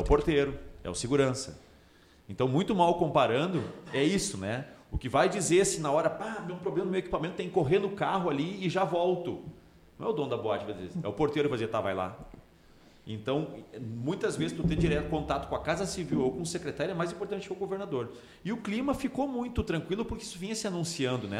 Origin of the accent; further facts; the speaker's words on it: Novo Hamburgo, Rio Grande do Sul, Brazil; eu sou de Novo Hamburgo